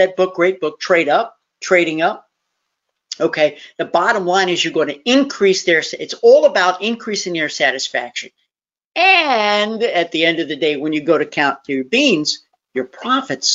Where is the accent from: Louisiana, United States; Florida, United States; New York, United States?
New York, United States; born or raised there; now in Tennessee, United States